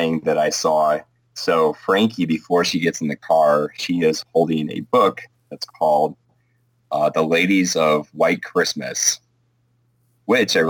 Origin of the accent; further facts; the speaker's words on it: suburb of Milwaukee, Wisconsin, United States; My hometown, about, it's a suburb of Milwaukee, but it's about 30,000 people in the south.